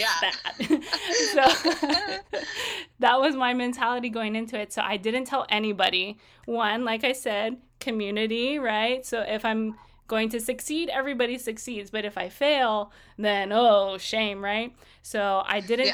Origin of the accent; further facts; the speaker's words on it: Kaneohe, Hawaii, United States; I grew up in Kaneohe on the island of Oahu